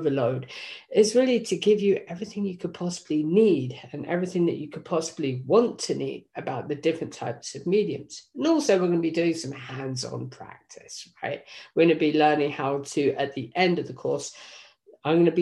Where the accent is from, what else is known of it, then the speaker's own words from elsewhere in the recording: England, United Kingdom; moved away; Originally, I was from England